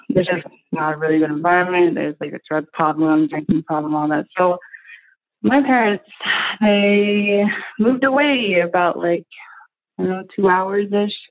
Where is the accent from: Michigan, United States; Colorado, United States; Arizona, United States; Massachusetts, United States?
Arizona, United States; So my parents, uh, they're from, but we're from the Navajo Nation, which is a reservation that's in like Mexico, mostly Arizona.